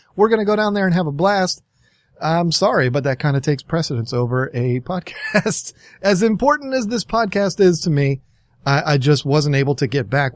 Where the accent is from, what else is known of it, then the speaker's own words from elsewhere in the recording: Virginia, United States; I'm from Virginia